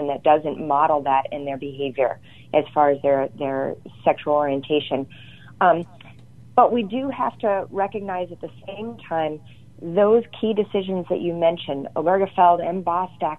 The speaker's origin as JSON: {"language": "English", "town": "Holland", "region": "Michigan", "country": "United States", "tie": "born or raised there", "said": "Holland, Michigan, my hometown"}